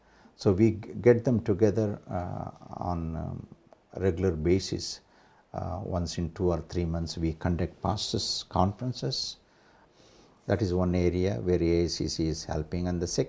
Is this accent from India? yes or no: yes; India; what the Lord is teaching us as Indian Christians.